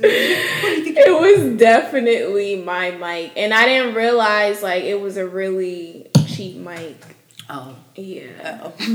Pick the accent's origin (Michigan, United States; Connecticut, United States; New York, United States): Connecticut, United States; New Haven; moved away as an adult; now in Houston, United States; my hometown of New Haven, Connecticut